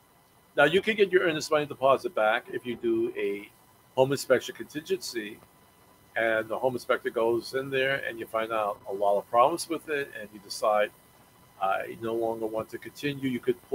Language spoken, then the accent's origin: English; Brooklyn, New York, United States; now in Virginia, United States; And again, when I came down here, I'm coming from Brooklyn, New York, where homes are like five times more expensive than down here in Virginia.